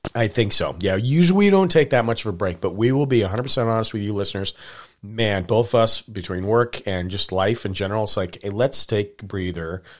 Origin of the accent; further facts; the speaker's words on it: Montana, United States; I grew up in Montana